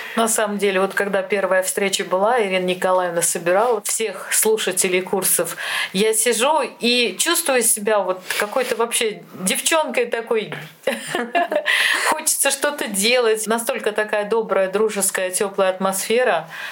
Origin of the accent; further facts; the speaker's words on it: Ulyanovsk Oblast, Russia; Лена и я родились в Ульяновской области